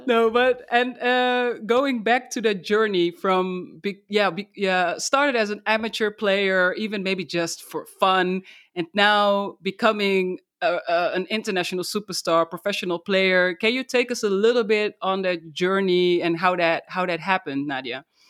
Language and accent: English; Netherlands; my home country, the Netherlands